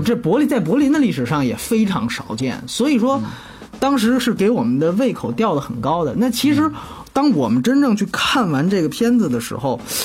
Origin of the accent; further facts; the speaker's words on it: China; 反正我们中国人看，尤其是内地人看